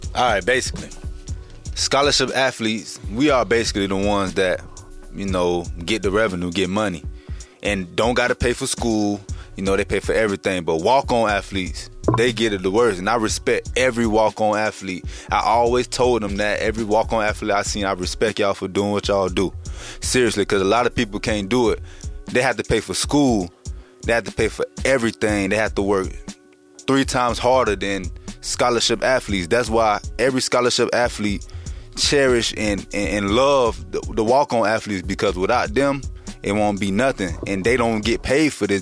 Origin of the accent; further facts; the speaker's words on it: Boynton Beach, Florida, United States; I'm from Boynton Beach